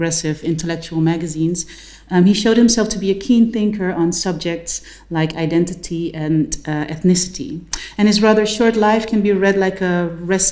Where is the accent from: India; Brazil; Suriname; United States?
Suriname